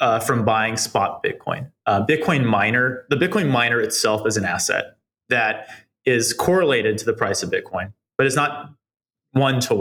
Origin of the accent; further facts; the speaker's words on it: East Coast, United States; now in New York, United States; I'm not from New York, but I am from the East Coast